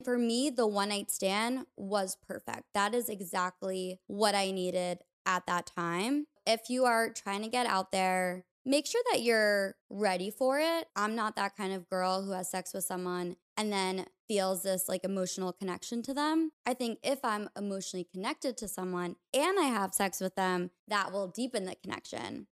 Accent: New York, United States; a place that wasn't my hometown, like New York

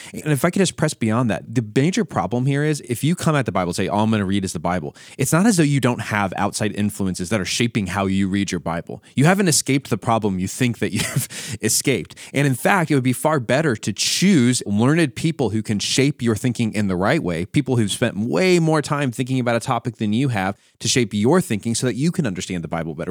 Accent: United States; as an American myself

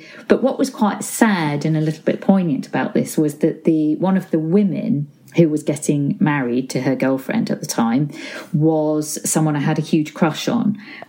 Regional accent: Ormskirk, North West England, United Kingdom; also born or lived in Crosby, Liverpool; I was born in Crosby in Liverpool and grew up in a town called Ormskirk in Lancashire, not too far from Liverpool

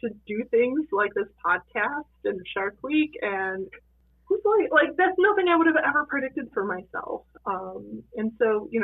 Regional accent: Chicago, Illinois, United States; now in Meadville, United States; I grew up in Chicago

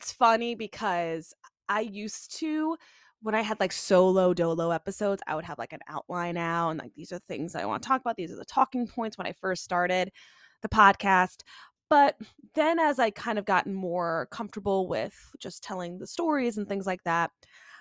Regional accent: Long Island, New York, United States; born and bred Long Island. I love Long Island

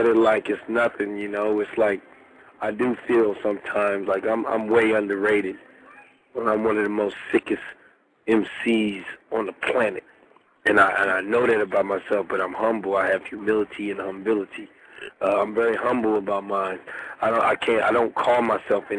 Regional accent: Philadelphia, Pennsylvania, United States; moved away; I'm from Philly originally

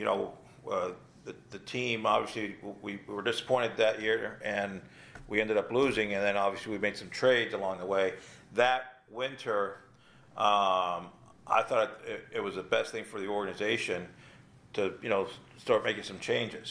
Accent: South Florida, United States; also born or lived in Cuba; I grew up in South Florida.

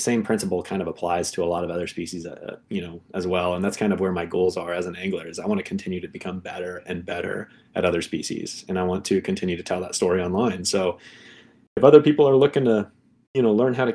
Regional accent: Northeast Kansas, United States; moved away as an adult; now in Michigan, United States; I grew up in Northeast Kansas

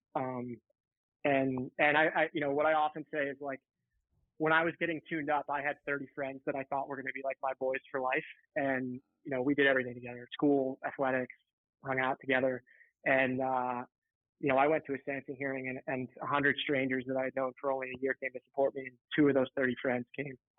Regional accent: right outside Philadelphia, Pennsylvania, United States; born or raised there

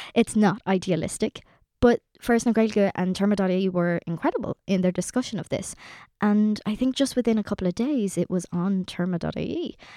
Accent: Ireland; us as Irish people

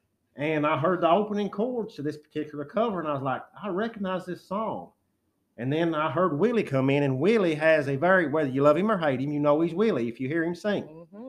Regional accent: Jackson, Kentucky, United States; I'm from Eastern Kentucky.

